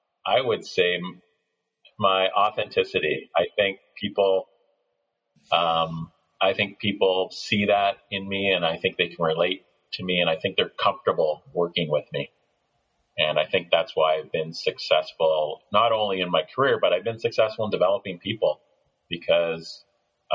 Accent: Canada; also born or lived in Ontario / United States; I'm Canadian.

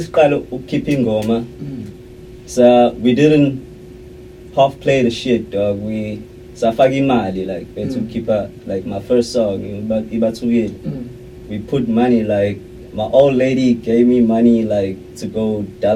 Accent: Montclair, New Jersey, United States; I'm from Montclair

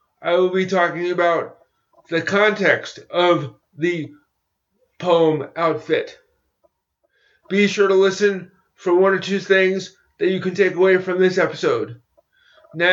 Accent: United States; my home country of the United States

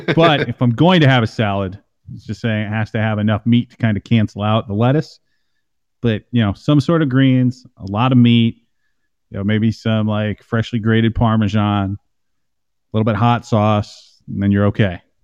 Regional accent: Midwest, United States; I grew up in the in the Midwest

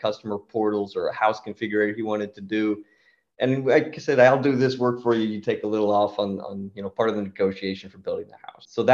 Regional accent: United States; moved away as an adult; also born or lived in Austria; now in Vienna, Austria; I'm an American guy, but I've been living in Austria the last 10 years

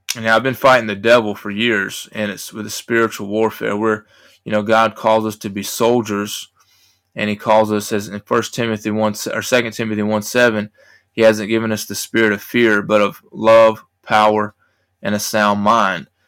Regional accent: United States; I'm an American

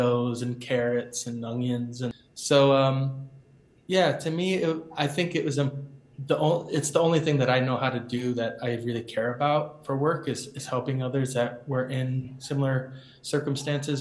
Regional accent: Boston, Massachusetts, United States; I was born and raised in Rosendale and Jamaica Plain in the city

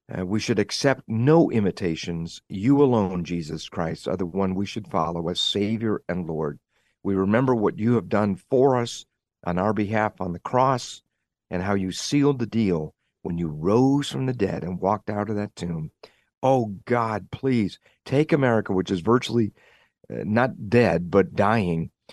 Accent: United States; as an American living in the twenty-first century

